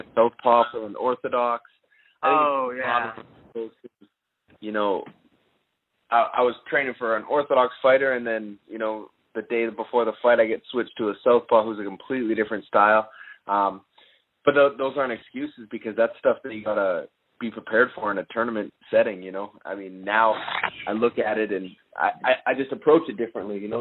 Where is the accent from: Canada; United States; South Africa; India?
Canada; I'm Canadian